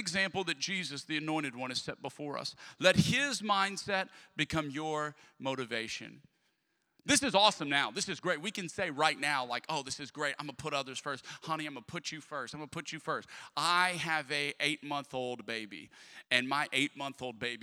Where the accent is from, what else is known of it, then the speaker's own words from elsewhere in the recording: Lafayette, Louisiana, United States; moved away; I'm from Lafayette, Louisiana.